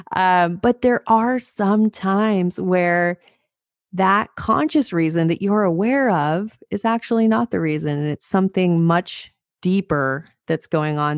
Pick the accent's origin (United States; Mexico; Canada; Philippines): United States; Montana; I'm from Montana.